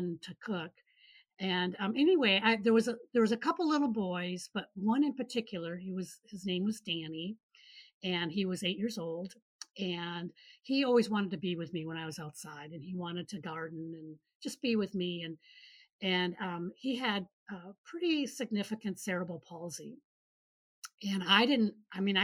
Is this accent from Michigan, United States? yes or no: yes; Michigan, United States; moved away as an adult; also born or lived in Seattle, Washington / Kansas; I grew up in Michigan